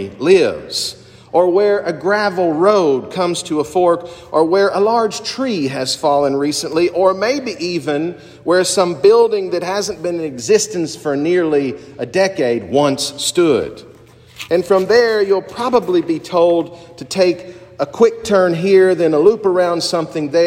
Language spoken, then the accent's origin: English; eastern Kentucky, United States; moved away; my home state and in my particular part of my home state in eastern Kentucky